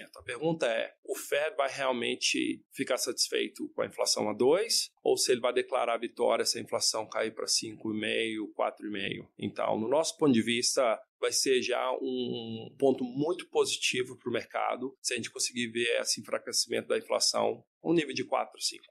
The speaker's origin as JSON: {"language": "Portuguese", "country": "Brazil", "moved": "yes", "said": "poder vir ao Brasil sendo brasileiro"}